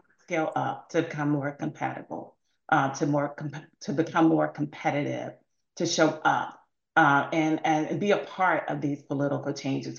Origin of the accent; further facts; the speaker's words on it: Mississippi, United States; I'm from Mississippi